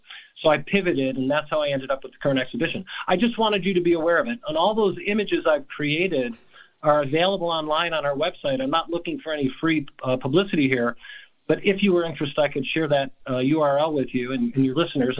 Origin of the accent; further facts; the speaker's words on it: Dearborn, Michigan, United States; So I'm born and raised in Dearborn